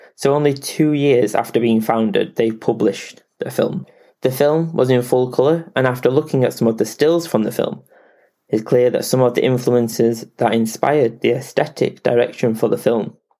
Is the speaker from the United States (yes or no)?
no; England, United Kingdom; I am English